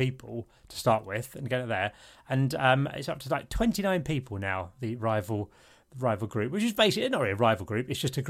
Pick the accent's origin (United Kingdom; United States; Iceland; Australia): United Kingdom; Isle of Sheppey, South East England; moved away; where I grew up on the Isle of Sheppey, I remember that there was one black family out of 35,000 people